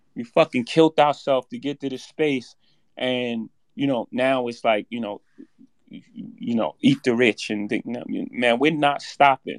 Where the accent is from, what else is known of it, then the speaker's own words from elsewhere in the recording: New York City, New York, United States; I come from Marcy projects